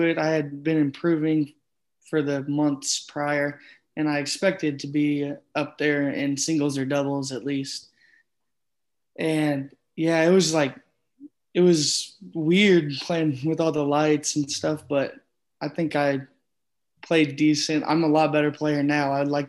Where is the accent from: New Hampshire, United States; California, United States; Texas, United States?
Texas, United States; Bryan; Bryan College Station.